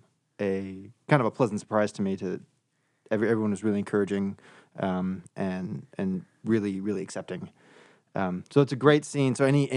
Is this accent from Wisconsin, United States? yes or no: yes; Kenosha, Wisconsin, United States; now in Chicago, United States; I'm originally from Kenosha, Wisconsin, but I've been in Chicago for a decade.